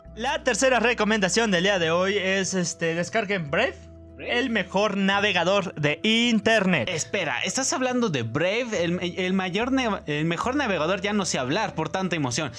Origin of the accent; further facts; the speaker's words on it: Puebla, Mexico; este mes no es un buen mes para ser poblano